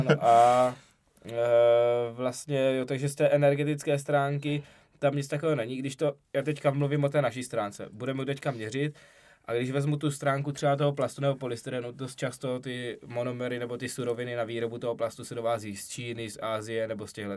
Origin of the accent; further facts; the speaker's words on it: South Moravian Region, Czechia; jsme z Jižní Moravy